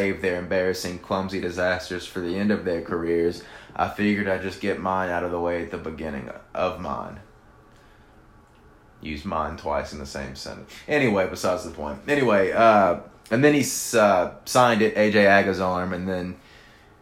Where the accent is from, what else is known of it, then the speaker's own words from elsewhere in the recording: Louisiana, United States; we're from Louisiana